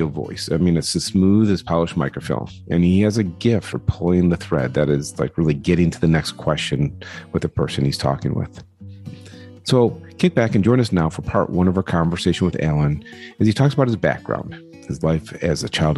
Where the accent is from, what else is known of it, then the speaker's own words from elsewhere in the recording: Detroit, Michigan, United States; I grew up in the Detroit area